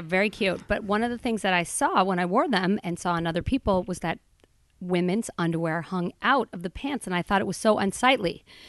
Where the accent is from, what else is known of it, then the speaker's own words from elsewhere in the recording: Boulder, Colorado, United States; I grew up in Boulder, Colorado, a hippie town